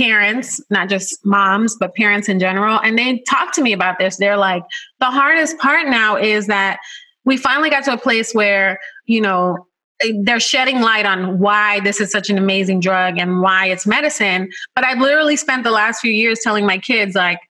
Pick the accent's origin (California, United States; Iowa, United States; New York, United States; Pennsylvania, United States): New York, United States; New York City; And I grew up in the Bronx